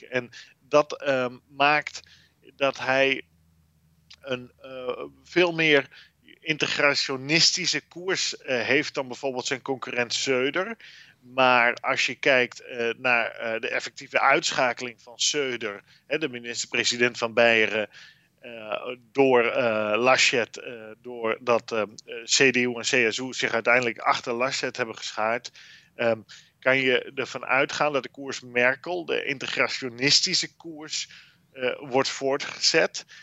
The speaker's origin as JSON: {"language": "Dutch", "country": "Netherlands", "moved": "yes", "lives_now": "Brussels, Belgium", "said": "ons als Nederlanders"}